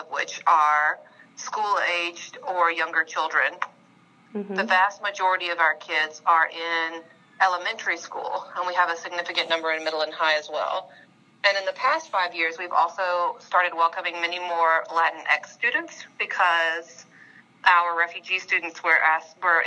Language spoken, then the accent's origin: English; Memphis, Tennessee, United States; I'm from Memphis, and I'm an international studies major at Rhodes